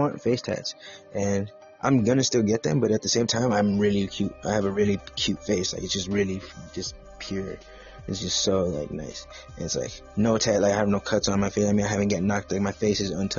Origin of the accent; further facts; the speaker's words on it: Los Angeles, California, United States; I am from the San Gabriel Valley area.